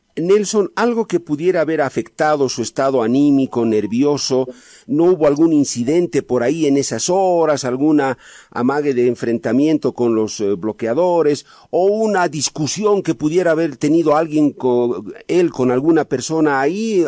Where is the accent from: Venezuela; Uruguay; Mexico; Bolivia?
Bolivia; yo también soy boliviano antes que periodista